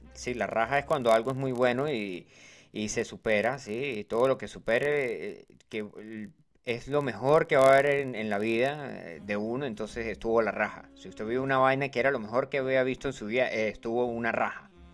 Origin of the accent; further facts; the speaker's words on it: Colombia; yo soy colombiano